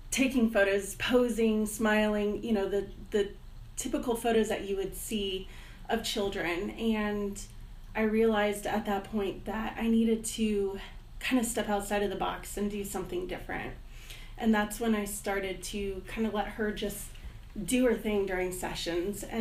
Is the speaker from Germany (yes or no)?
yes; Heidelberg, Baden-Württemberg, Germany; also born or lived in Fort Campbell, United States / Stuttgart; Um, I was born in Fort Campbell, Kentucky, and I was raised in Germany.